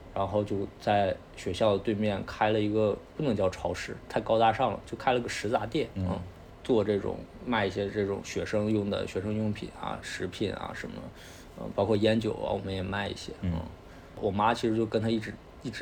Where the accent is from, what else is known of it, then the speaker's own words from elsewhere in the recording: Northeast China, China; 所以我是在这样的环境长大的啊，东北的这种，我觉得应该是我上一代的人，通过互联网。就是让大家看到了东北人的一些部分人的生活状态